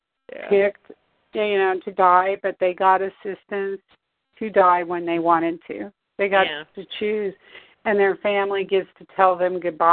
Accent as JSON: {"language": "English", "region": "Arizona", "country": "United States", "said": "I'm from Arizona, but not from Tucson."}